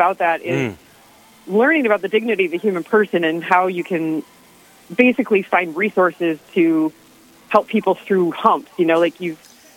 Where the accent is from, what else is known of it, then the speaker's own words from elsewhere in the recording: Minneapolis, Minnesota, United States; I am from Northeast Minneapolis, born and raised. Still live around here